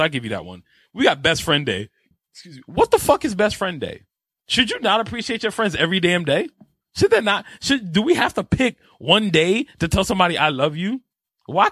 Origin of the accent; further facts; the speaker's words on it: New York City, New York, United States; I'm a New Yorker